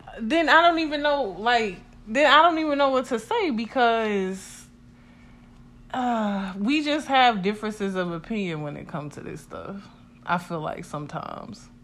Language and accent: English; United States; we are American